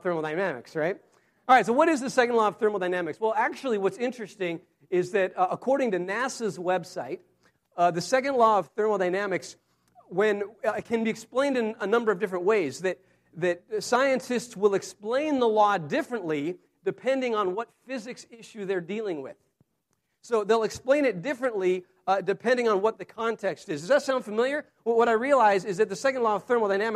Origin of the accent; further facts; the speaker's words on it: Wyoming, United States; I grew up in Wyoming